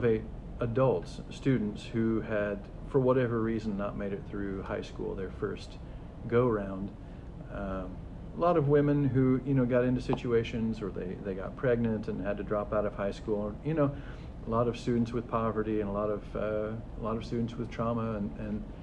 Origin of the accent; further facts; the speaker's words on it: Columbus, Indiana, United States; I grew up in Columbus, Indiana.